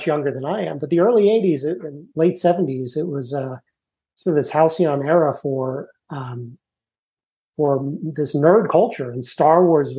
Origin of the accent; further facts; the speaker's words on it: Martha's Vineyard, Massachusetts, United States; also born or lived in Hanover, New Hampshire; I grew up in Martha's Vineyard.